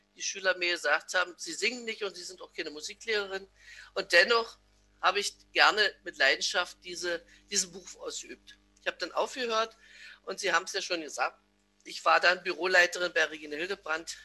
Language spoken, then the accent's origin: German; Massen, Brandenburg, Germany; Ich bin geboren in Betten, das jetzt zu Massen gehört, eingemeindet in einem kleinen Dorf, in dem ich selbst noch zur Welt gekommen bin